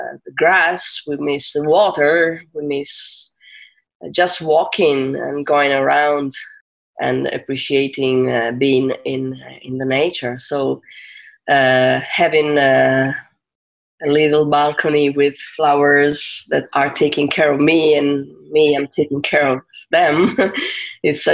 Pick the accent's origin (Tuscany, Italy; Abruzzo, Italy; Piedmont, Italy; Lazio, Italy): Piedmont, Italy; Turin; I'm from Torino. I live in Torino, which is North Italy